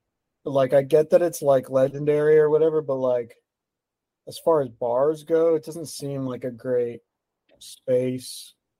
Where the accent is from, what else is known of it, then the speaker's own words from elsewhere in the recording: Texas, United States; I'm from Texas